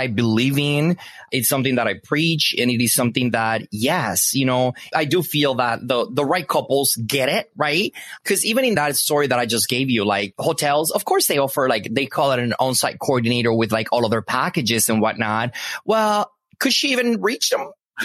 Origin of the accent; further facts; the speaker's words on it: Punta Cana, La Altagracia, Dominican Republic; English is a second language; I am Dominican. I was born and raised in the Dominican Republic, so Punta Cana.